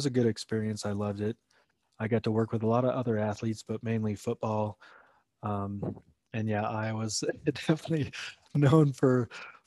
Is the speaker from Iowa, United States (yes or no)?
yes; Iowa, United States; being born and raised in Iowa